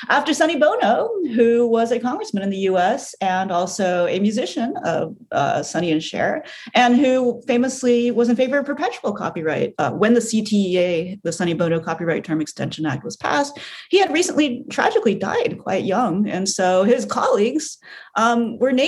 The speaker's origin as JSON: {"language": "English", "country": "United States", "said": "As an American"}